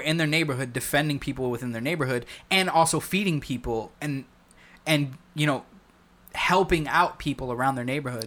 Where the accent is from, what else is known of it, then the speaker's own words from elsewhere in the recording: United States; as an American